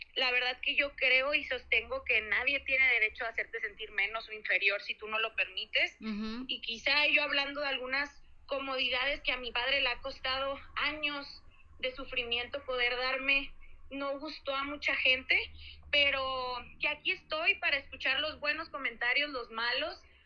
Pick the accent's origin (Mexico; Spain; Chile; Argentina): Mexico; somos nosotros los mexicanos